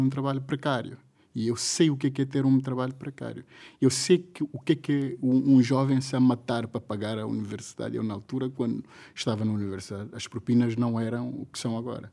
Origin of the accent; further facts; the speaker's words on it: Guinea-Bissau; Eu sou guineense